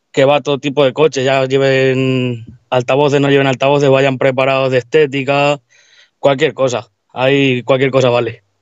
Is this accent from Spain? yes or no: yes; Tomelloso, Castilla-La Mancha, Spain; Pues buenas … soy de aquí de Tomelloso